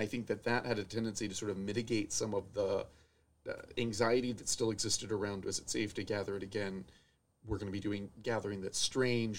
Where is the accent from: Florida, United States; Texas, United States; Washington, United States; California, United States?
Florida, United States; moved away as an adult; also born or lived in Connecticut / Nashville, Tennessee; now in Oshkosh, United States; I grew up in Florida